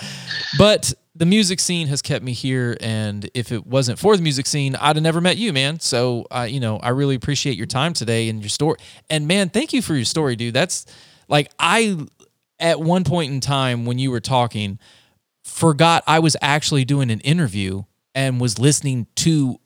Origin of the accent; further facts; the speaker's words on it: North Carolina, United States; moved away as an adult; also born or lived in Ohio; now in Leander, United States; I was born in Ohio, but raised in North Carolina all my life. And then I moved out here to Texas for my oldest daughter